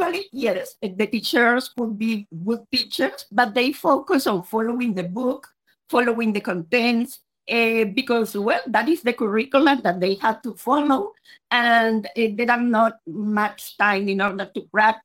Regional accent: Colombia; English is a second language; now in Spain; I am originally from Colombia in South America, although I have been living in Spain for many years now.

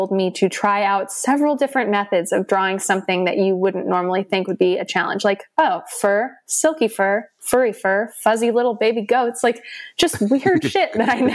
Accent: California, United States; growing up in California

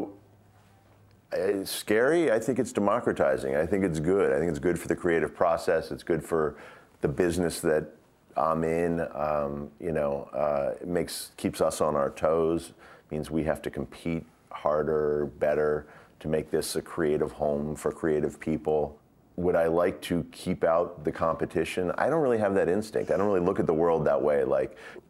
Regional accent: United States; also born or lived in Glasgow, Scotland; now in Los Angeles, United States; I'm not Scottish. I'm American. I got an American passport.

